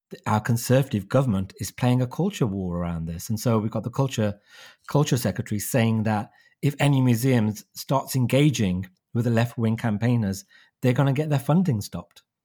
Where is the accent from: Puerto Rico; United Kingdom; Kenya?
United Kingdom; Wolverhampton, West Midlands; my hometown of Wolverhampton